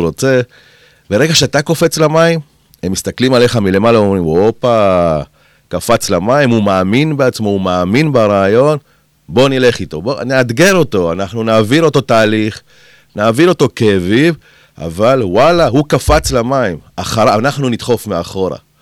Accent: Kiryat Gat, Southern District, Israel; also born or lived in Argentina; אני באתי מהפריפריה, מקריית גת

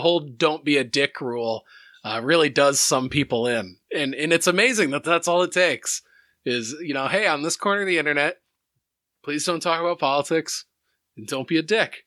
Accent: Iowa, United States; we growing up in Iowa

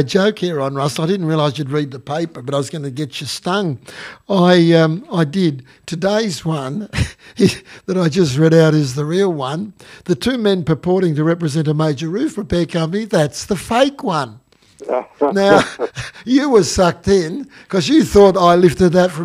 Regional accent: Gippsland, Victoria, Australia; we come from Gippsland. I said, look, we've lived here all our lives.

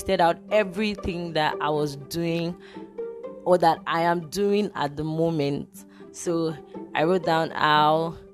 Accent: Nigeria; I'm a Nigerian and I'm recording from Nigeria

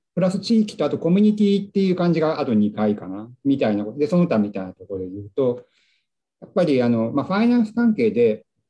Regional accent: Nagano, Japan; moved away; 故郷の長野県長野市

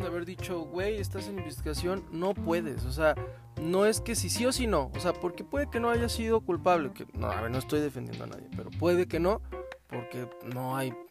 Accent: Mexico

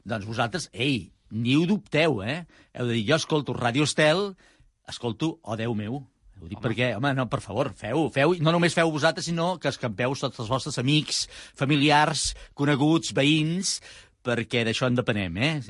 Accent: Murga, Basque Country, Spain; tu saps que hi ha un poble eh, al costat de Vitòria que es diu Murga? Ah? Ah, és el meu poble.

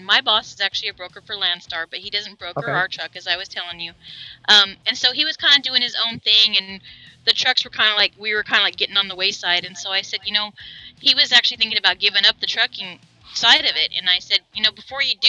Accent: Arizona, United States; We're from Arizona

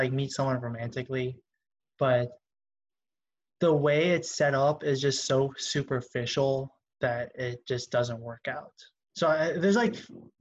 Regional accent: Pittsburgh, Pennsylvania, United States; I grew up in Pittsburgh

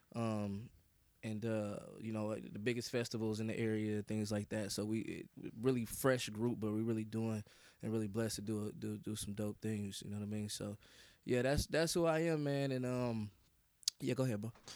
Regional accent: Kansas City, Missouri, United States; I hail from the great, you know what I'm saying, state of Missouri, man, Kansas City, Missouri

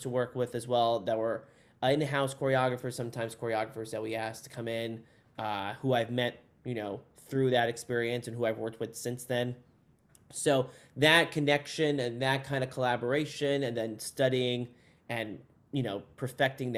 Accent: New Jersey, United States; I'm from New Jersey originally

